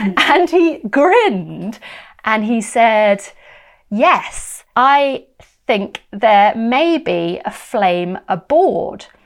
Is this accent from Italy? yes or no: no; United Kingdom; also born or lived in West London; it was exciting being British and in London